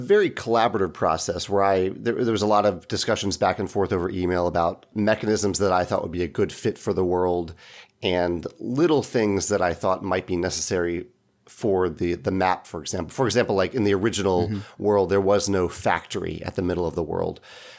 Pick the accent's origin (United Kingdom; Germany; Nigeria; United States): United States; Chesterfield, Virginia; now in St. Louis, United States; I grew up in Chesterfield, Virginia, which is right near Richmond, Virginia.